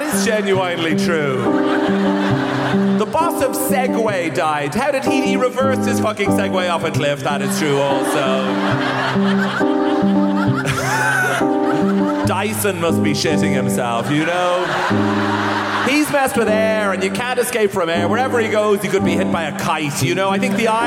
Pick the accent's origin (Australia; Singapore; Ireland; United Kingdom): Ireland; I come from Ireland.